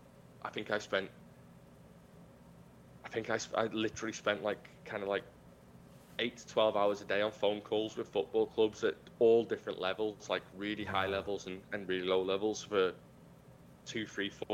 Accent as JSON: {"language": "English", "town": "Liverpool", "region": "North West England", "country": "United Kingdom", "said": "I'm from Liverpool, and Liverpool's a very different part of the United Kingdom"}